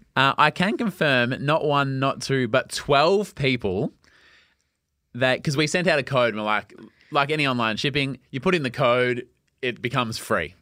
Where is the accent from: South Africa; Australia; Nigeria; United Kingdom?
Australia; Melbourne, Victoria; I grew up in Lark, suburban Melbourne.